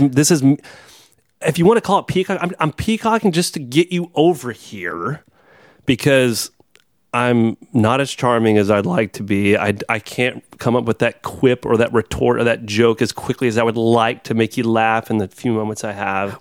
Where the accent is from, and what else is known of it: Texas, United States; born or raised there; moved away